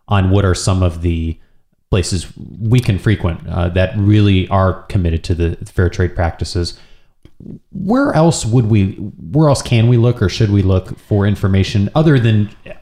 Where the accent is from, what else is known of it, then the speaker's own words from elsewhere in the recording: United States; as an American